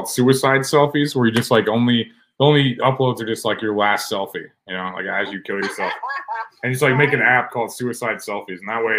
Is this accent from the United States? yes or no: yes; United States; Just because I'm American. It's the best country.